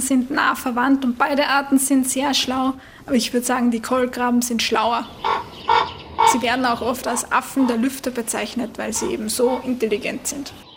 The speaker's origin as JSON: {"language": "German", "country": "Austria", "said": "bei uns in Österreich"}